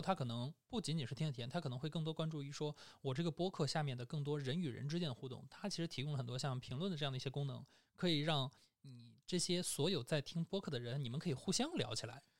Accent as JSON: {"language": "Chinese", "country": "China", "said": "我们中国人"}